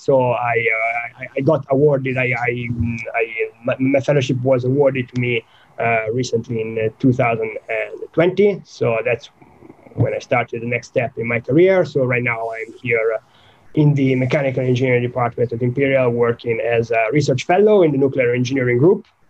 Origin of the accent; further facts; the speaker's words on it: Italy; moved away as an adult; now in United Kingdom; I grew up in Italy